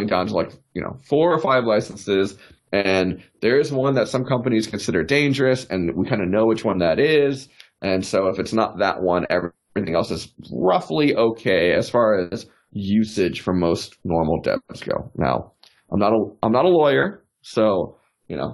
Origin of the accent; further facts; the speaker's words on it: South Florida, United States; also born or lived in New York City; now in Austin, United States; I grew up in South Florida